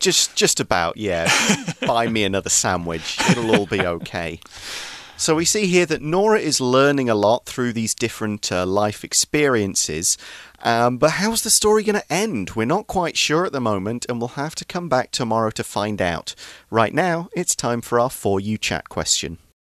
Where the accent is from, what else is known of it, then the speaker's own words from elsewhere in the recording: England, United Kingdom; we've got one of the oldest pubs in the world in my hometown.